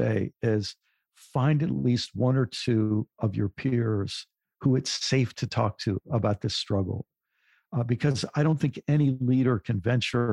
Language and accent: English; United States; as someone in the U.S., as a white person in the U.S.